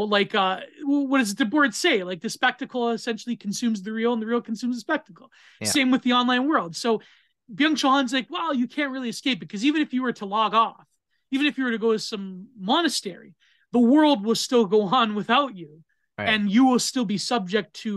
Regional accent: Canada; I'm Canadian

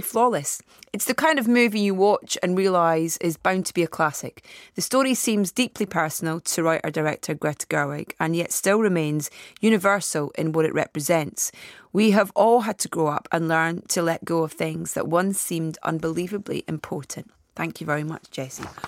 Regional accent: Anstruther, Scotland, United Kingdom; from a little fishing village called Anstruther, which is on the east coast near Saint Andrews

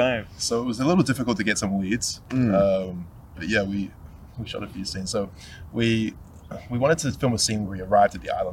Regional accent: New Zealand; Now, I'm from New Zealand.

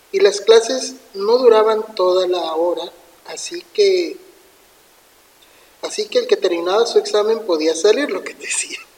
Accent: Zapopan, Jalisco, Mexico; Hace aproximadamente 11 años, cuando yo estudiaba la secundaria, yo soy de Zapopan, Jalisco.

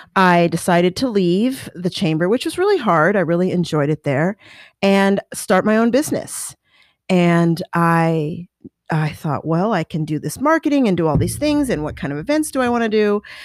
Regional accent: Colorado, United States; moved away; I grew up in Colorado

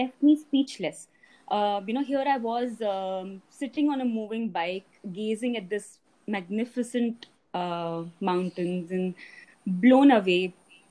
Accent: Delhi, India; also born or lived in Uttarakhand; I was born and brought up in Delhi, but I did spend a considerable amount of time in the hills growing up

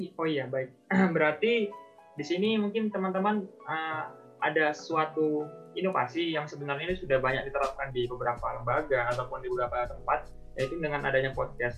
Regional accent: Labuhanbatu, North Sumatra, Indonesia; now in Yogyakarta, Indonesia; asal saya itu memang dari Sumatera Utara, tepatnya dari suatu oh, daerah yang okay. namanya Labuan Batu

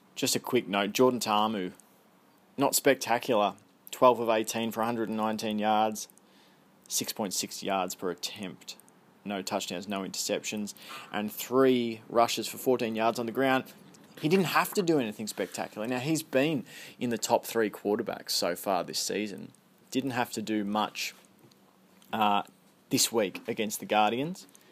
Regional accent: Australia; accent: Australian; my Australian accent

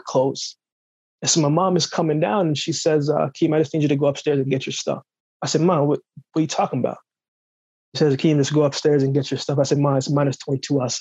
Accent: Jamaica; moved away; originally born in Jamaica, I grew up very rough, grew up very tough. You know, the place where I grew up in Jamaica

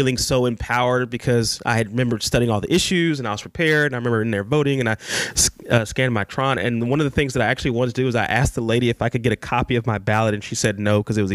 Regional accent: Dayton, Ohio, United States; My hometown, Dayton

